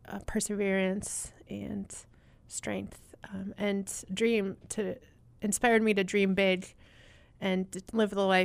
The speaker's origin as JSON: {"language": "English", "region": "Southwest", "country": "United States", "tie": "born or raised there", "said": "I grew up in the Southwest uh, in Utah, Colorado, and Arizona."}